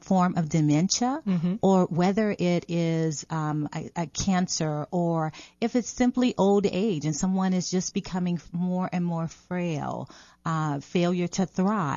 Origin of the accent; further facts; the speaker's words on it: New Orleans, Louisiana, United States; I'm from New Orleans